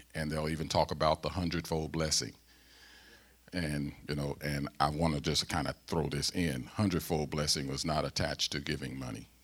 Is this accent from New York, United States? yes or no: no; St. Louis, Missouri, United States; accent: Southern; moved away as an adult; I'm a Southerner. I'm from Saint Louis, Missouri